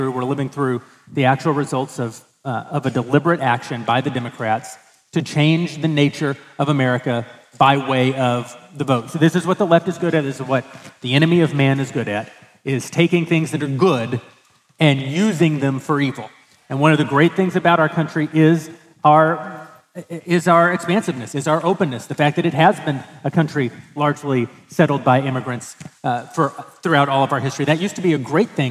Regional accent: Slaton, Texas, United States; I'm actually from a very small town called Slayton, Texas, but it's outside of a town called Lubbock, Texas

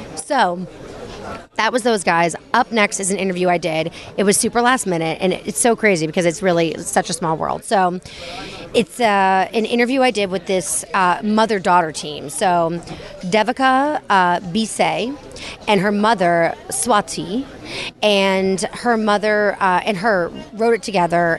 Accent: United States; I'm American

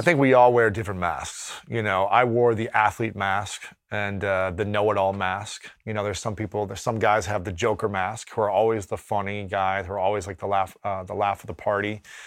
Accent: Ohio, United States; growing up in Ohio as a straight man

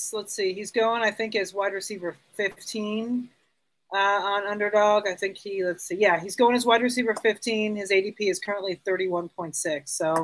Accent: the South, United States; now in Denver, United States; I grew up in the South

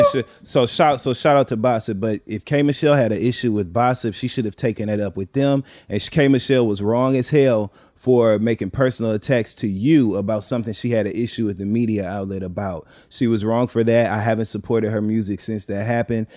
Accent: Flint, Michigan, United States; I grew up in the Midwest in Flint, Michigan

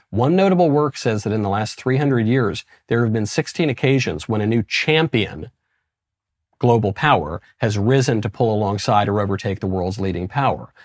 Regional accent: United States; I'm American

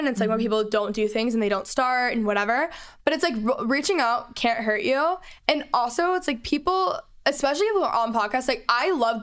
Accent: Dallas, Texas, United States; moved away; I'm from Texas, so I was home in Dallas for the holidays

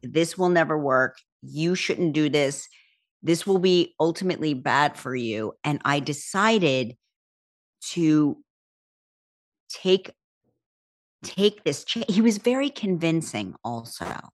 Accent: Berlin, New Jersey, United States; I was from Berlin, New Jersey

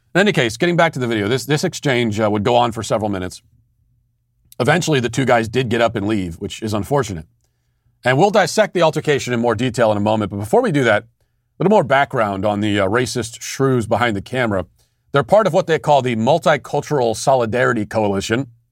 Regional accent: United States; I'm American. I, my, American culture is my culture

